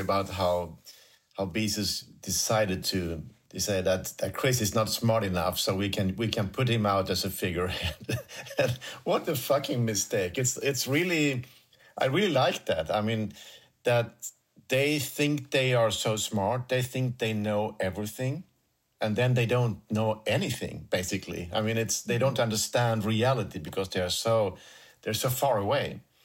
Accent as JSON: {"language": "English", "country": "Sweden", "said": "I'm coming from Sweden"}